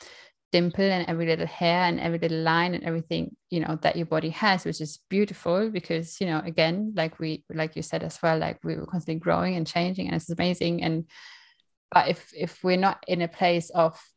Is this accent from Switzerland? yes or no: no; Germany; moved away; I'm from Germany originally